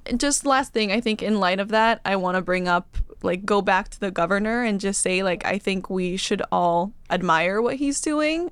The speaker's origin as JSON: {"language": "English", "country": "Bolivia", "tie": "born or raised there", "also_born_or_lived": "California / Washington, D.C.", "moved": "yes", "lives_now": "Austin, United States", "said": "I grew up in Bolivia"}